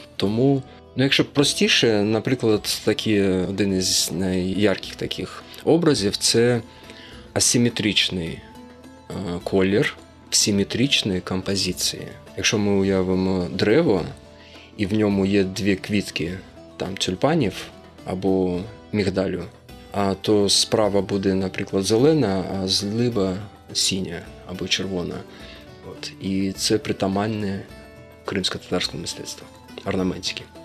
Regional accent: Uzbekistan; moved away; also born or lived in Crimea; Я народився в Узбекистані, батько у мене напівукраїнець, напівнімець, от, але я відчуваю себе кримським татарином

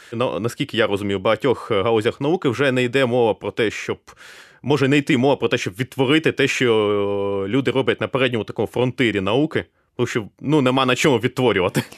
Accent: Kryvyi Rih, Dnipropetrovsk Oblast, Ukraine; moved away; also born or lived in Kyiv; Я виріс у Кривому Розі

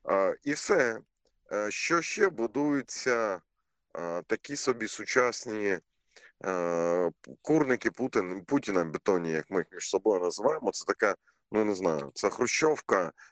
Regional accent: Mariupol, Donetsk Oblast, Ukraine; Ми, ми кожен маріуполець розуміє, що в Києві в Києві не буває так холодно, як в Маріуполі за однакової температури.

